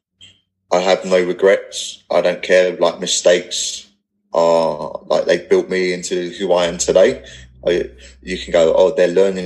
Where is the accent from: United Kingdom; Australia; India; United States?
United Kingdom; England; accent: not posh English; I'm not posh Englishman